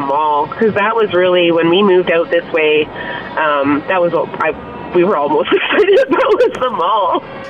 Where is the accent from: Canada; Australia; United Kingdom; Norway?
Canada; Oshawa, Ontario; now in Edmonton, Canada; I grew up in Oshawa, Ontario.